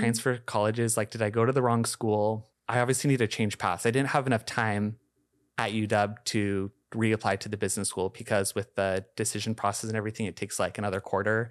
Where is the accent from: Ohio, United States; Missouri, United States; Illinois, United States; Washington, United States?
Washington, United States; Shoreline; I grew up in Shoreline